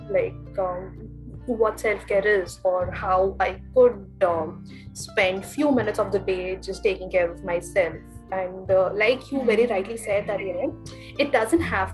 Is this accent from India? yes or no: yes; Mumbai, Maharashtra, India; moved away as an adult; now in Bangalore, India; I am from Bombay, and currently I am in my final year of pursuing Masters in Social Work from Bangalore.